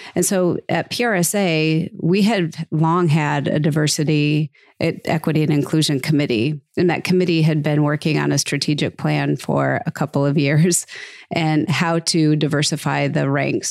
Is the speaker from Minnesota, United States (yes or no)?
yes; Minnesota, United States; now in Phoenix, United States; I'm from Minnesota